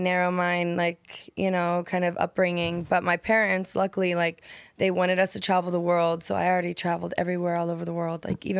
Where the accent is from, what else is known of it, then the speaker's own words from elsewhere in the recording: Nebraska, United States; Nebraska, a tiny little town.